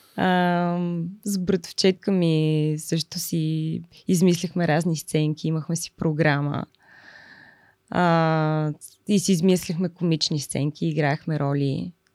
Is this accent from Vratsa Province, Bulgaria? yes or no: no; Lyubimets, Haskovo Province, Bulgaria; moved away; аз съм от Любимец. Това е един много малък град